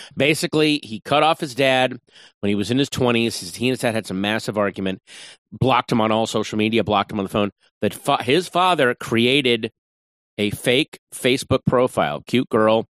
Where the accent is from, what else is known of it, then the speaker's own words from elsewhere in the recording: Northern Virginia, United States; moved away as an adult; now in Los Angeles, United States; a suburban Northern Virginia boy